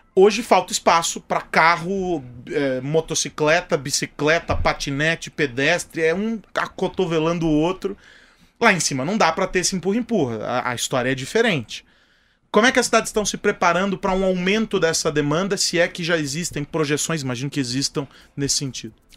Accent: São Paulo, Brazil; eu continuo sendo paulistano

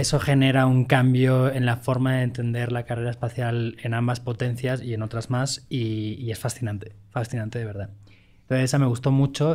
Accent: Valencia, Valencian Community, Spain; moved away; Valencia, mi tierra

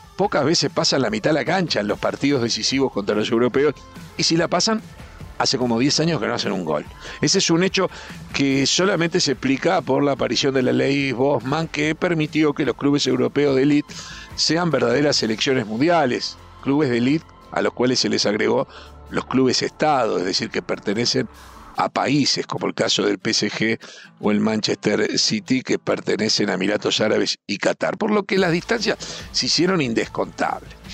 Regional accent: Uruguay; como uruguayo

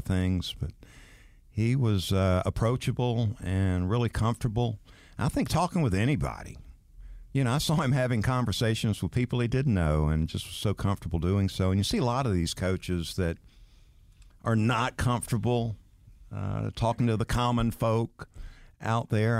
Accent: Valdosta, Georgia, United States; I grew up in Valdosta, Georgia

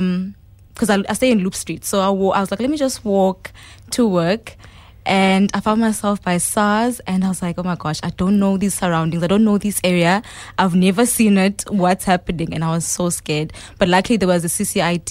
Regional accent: Eastern Cape, South Africa; moved away as an adult; also born or lived in Port Elizabeth / Grahamstown; now in Cape Town, South Africa; I'm from the Eastern Cape, which is quite smaller than, you know, where I'm at now.

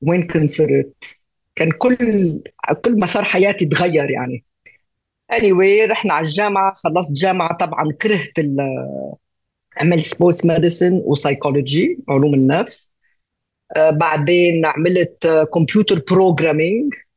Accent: Beirut, Beirut Governorate, Lebanon; فنشأت ببيروت ولبنانية

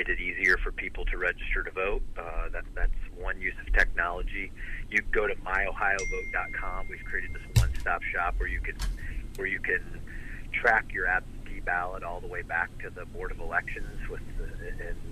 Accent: rural Northwest Ohio, United States; also born or lived in Detroit, Michigan; I was born in Detroit, Michigan, and then I hit the lottery because I got adopted by two great parents who raised me in rural Northwest Ohio

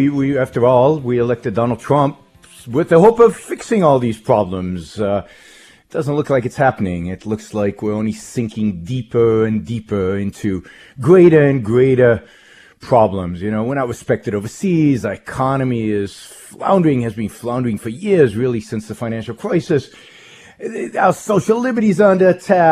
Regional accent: Israel; moved away as an adult; now in United States; I was born in Israel, raised in Israel, lived most of my early life in Israel, served in the Israeli army in military intelligence.

